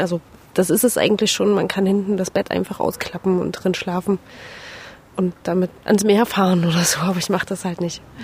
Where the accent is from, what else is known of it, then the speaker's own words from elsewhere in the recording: Leipzig, Saxony, Germany; moved away as an adult; also born or lived in Berlin; ich komme tatsächlich aus dieser schönen Stadt